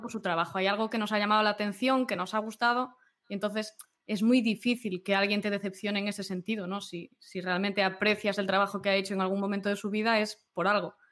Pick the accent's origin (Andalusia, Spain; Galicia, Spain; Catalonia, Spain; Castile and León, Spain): Galicia, Spain; yo como buena gallega